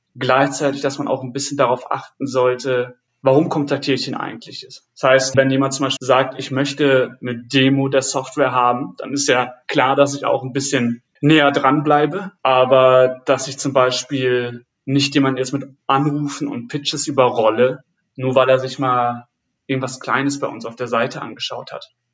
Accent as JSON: {"language": "German", "area": "Friesland", "region": "Lower Saxony", "country": "Germany", "moved": "as an adult", "lives_now": "Berlin, Germany", "said": "Ich komme ursprünglich aus, aus Friesland und mhm. bin für damals für den Beruf nach Berlin gezogen"}